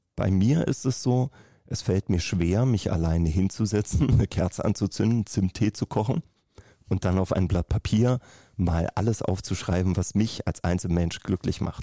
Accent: Berlin, Germany; ich komme aus Berlin

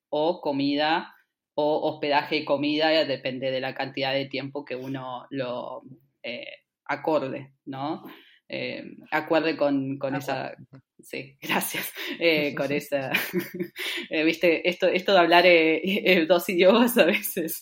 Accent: San Fernando, Buenos Aires Province, Argentina; moved away as an adult; also born or lived in Bariloche; nací en Buenos Aires, en la zona norte, en San Fernando

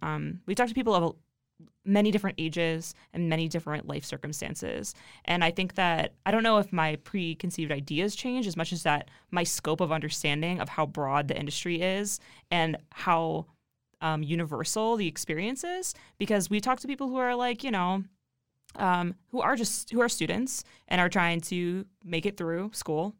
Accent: Ohio, United States; I'm from Ohio

